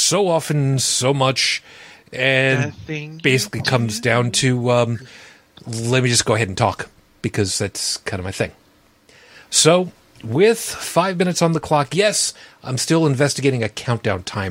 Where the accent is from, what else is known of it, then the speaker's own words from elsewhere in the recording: Long Island, South Shore, New York, United States; I grew up on Long Island, on the South Shore